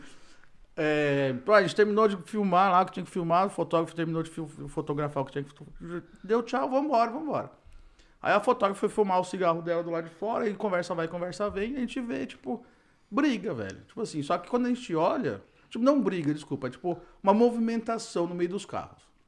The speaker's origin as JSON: {"language": "Portuguese", "country": "Brazil", "moved": "yes", "said": "eu sou brasileiro também"}